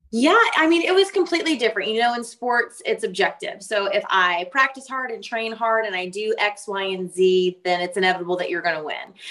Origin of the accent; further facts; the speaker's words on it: Oakland, California, United States; moved away as an adult; now in Waco, United States; I grew up in Northern California on the outskirts of Oakland